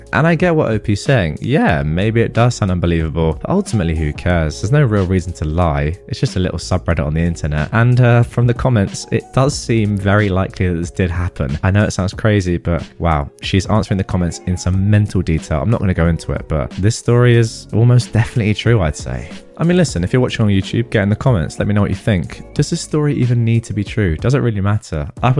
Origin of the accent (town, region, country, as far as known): Philippines